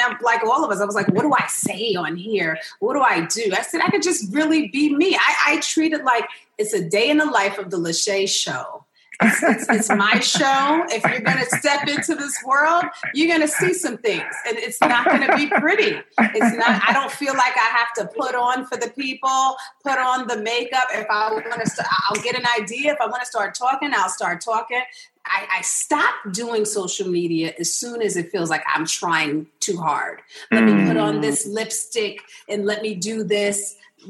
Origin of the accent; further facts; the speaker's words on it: New York, United States; now in Los Angeles, United States; I'm from New York